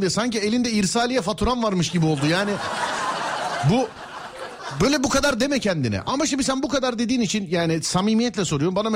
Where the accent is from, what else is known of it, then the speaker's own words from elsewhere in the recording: Istanbul, Turkey; İstanbul abi.